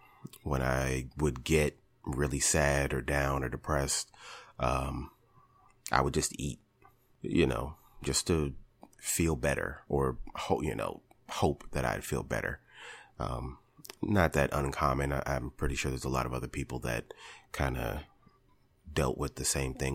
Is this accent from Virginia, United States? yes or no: yes; Richmond, Virginia, United States; also born or lived in California; I was born in California on a military base in Northern California. When I was about 9 years old, my parents decided we were going to move to Richmond.